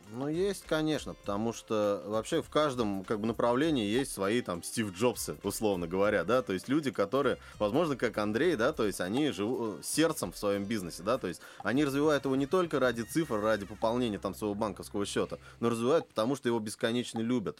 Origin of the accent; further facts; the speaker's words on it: Kazan, Tatarstan, Russia; я как коренной казанец